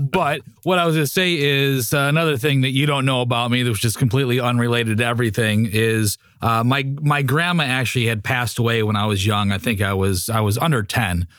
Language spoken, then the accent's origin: English; Highland Park, Illinois, United States; I was born in Illinois